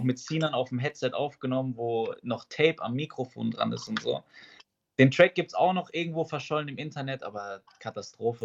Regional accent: Schifferstadt, Rhineland-Palatinate, Germany; ich komme aus Schifferstadt

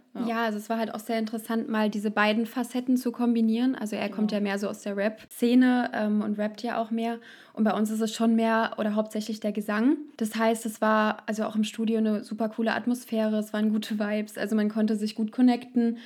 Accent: Frankfurt, Hesse, Germany; Wir kommen aus Frankfurt

